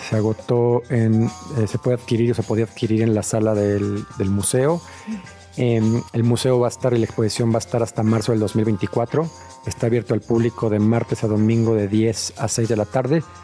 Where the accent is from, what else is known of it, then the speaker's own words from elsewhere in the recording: Mexico City, Mexico; yo soy de Ciudad de México